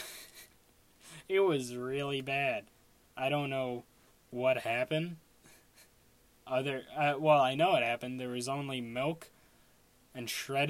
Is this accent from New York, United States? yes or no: yes; Long Island, New York, United States; I'm from Long Island.